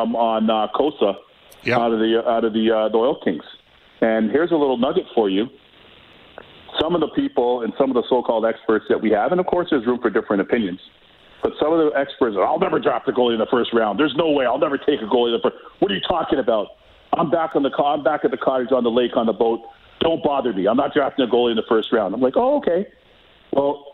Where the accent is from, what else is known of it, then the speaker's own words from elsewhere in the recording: Toronto, Ontario, Canada; I grew up in Toronto